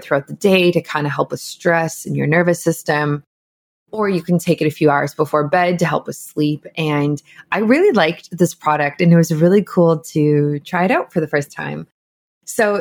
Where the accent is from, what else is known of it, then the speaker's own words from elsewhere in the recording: Canada; as a Canadian